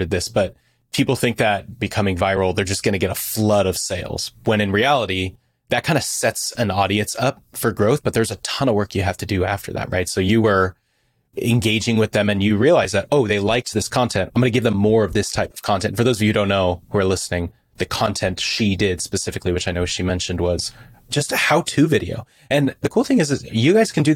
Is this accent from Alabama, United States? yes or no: no; California, United States; I'm from California